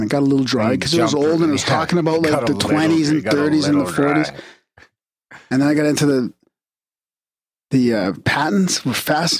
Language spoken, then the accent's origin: English; Texas, United States; Although I'm from North Texas, I'm currently in Eastern Tennessee for work. I guess the point is we do have nuclear power plants back home.